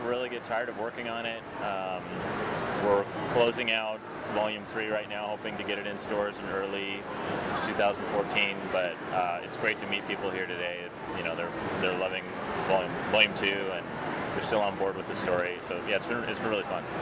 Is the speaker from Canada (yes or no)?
yes; Canadian Prairies, Canada; my growing up on the Canadian prairies